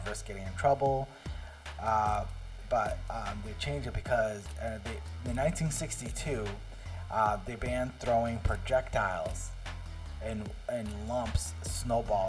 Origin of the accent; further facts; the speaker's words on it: South Region, Brazil; moved away; we're Brazilian. We are from the South